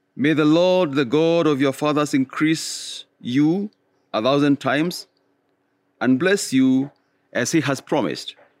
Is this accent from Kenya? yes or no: yes; Kenya; all of us Kenyans